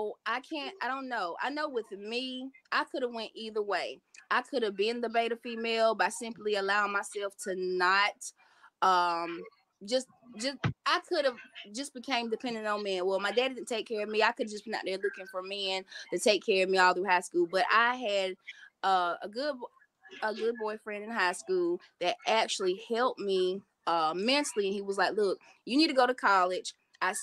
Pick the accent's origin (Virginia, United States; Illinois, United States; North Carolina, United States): North Carolina, United States; Evergreen; I'm from Evergreen. Went to West Columbus with Robert. I think he was a senior when I became a freshman